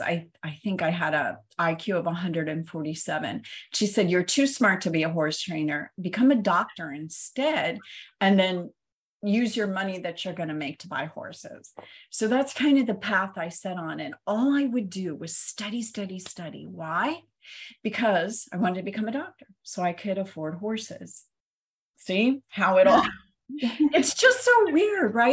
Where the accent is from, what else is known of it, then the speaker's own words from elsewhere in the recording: Ohio, United States; I grew up in Ohio